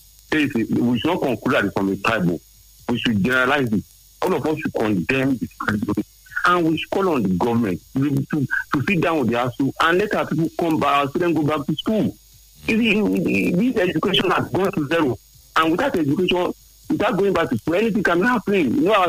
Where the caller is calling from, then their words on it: Ogun State, Nigeria; calling from Ogun State.